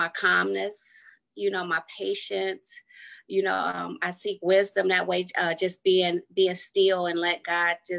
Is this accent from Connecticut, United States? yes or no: no; Detroit, Michigan, United States; I grew up on the east side of Detroit on a street called Robert Street